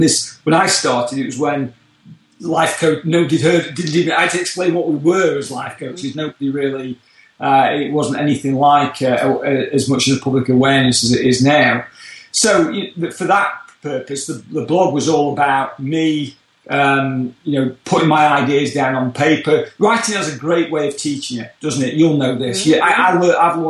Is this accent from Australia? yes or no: no; United Kingdom; moved away as an adult; now in Orlando, United States; we can tell from my accent I come from a little bit further away over the pond from the UK originally